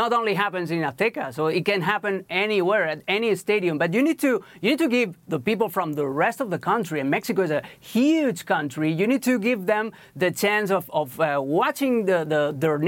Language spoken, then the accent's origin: English; Barcelona, Catalonia, Spain; moved away; I talk from the experience of my country where I was born. I was born in Barcelona, in Spain